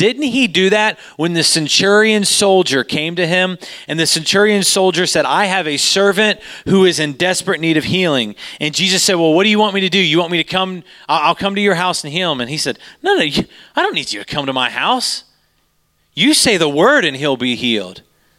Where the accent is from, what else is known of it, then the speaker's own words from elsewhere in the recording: Utah, United States; We came from Utah, and we don't know where we're supposed to be